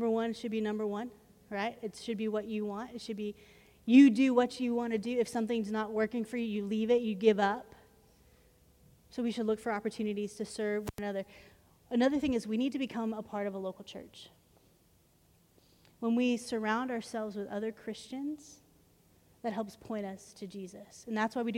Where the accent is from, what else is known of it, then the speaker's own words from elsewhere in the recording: Arlington, United States; When I grew up in Arlington